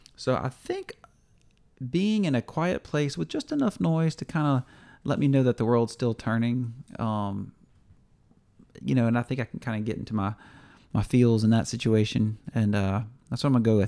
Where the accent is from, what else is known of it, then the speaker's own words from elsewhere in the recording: Louisiana, United States; we're from Louisiana, L S U fans